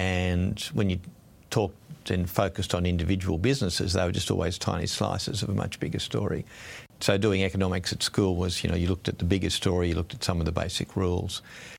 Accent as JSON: {"language": "English", "town": "Sydney", "region": "New South Wales", "country": "Australia", "tie": "born or raised there", "also_born_or_lived": "Brisbane", "said": "I grew up in Sydney largely, a little bit in Brisbane, but largely in Sydney in the 60s and 70s. It was in suburban life."}